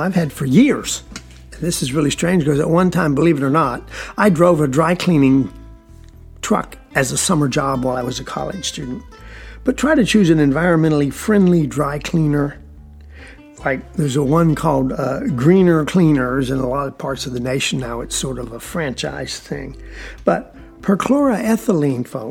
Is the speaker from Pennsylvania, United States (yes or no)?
no; South Georgia, United States; I'm from South Georgia